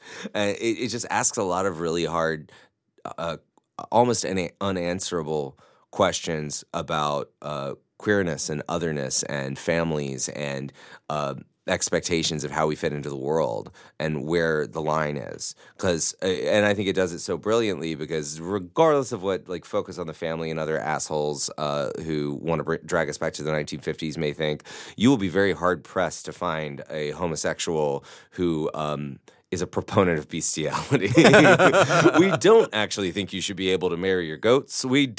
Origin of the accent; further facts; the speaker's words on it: Mississippi, United States; A son of the South, I grew up in Mississippi, and his work just was the first thing that I fell in love with.